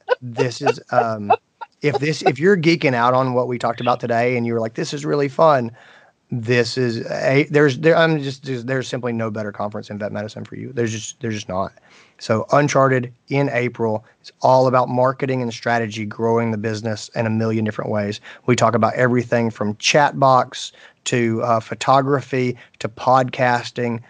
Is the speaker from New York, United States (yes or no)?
no; Greenville, South Carolina, United States; here in my hometown of Greenville, South Carolina